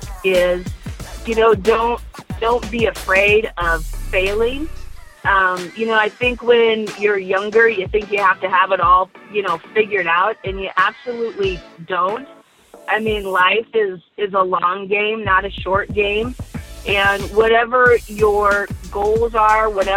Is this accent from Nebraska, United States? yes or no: yes; western Nebraska, United States; now in Lincoln, United States; I grew up in Nebraska, in the western part of the state of Nebraska, and I am, as a child, I grew up on a farm.